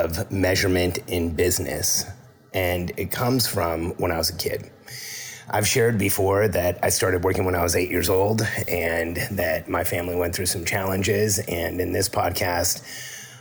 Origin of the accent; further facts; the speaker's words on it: Mexico City, Mexico; moved away; I was born in Mexico City